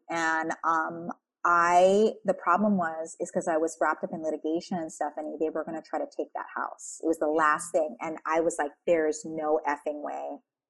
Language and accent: English; Philippines; You know, I'm Filipino. I'm an Asian child of a tiger mom.